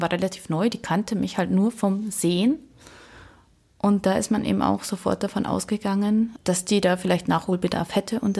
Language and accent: German; Germany; Und ich sage, äh, nein, ich bin äh, Deutsche.